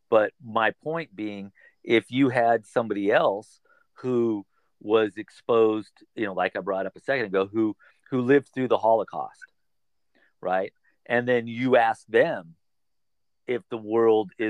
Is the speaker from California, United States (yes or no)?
yes; California, United States; I'm born and raised in California, and I've basically lived in northern, central, or southern California.